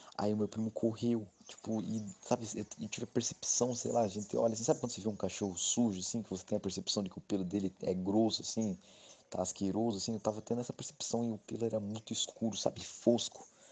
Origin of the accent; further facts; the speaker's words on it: Registro, São Paulo, Brazil; eu sou da cidade de Registro, no Vale do Ribeira